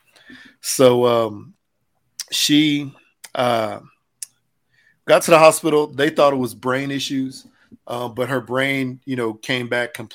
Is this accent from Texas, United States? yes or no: yes; Houston, Texas, United States; I grew up in Houston, you know, went to Dobie High School down there